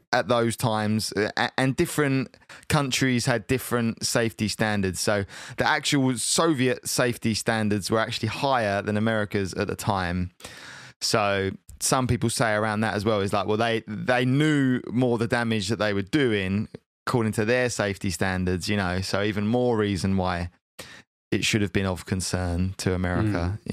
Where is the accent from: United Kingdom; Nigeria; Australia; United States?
United Kingdom; I am British